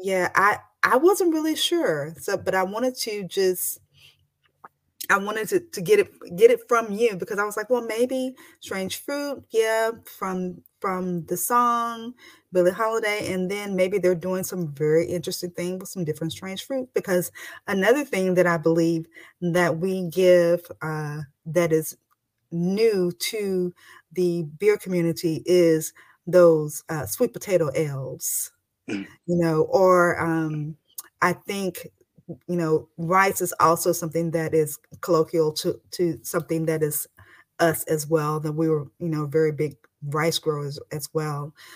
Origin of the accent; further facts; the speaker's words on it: Texas, United States; I'm from Texas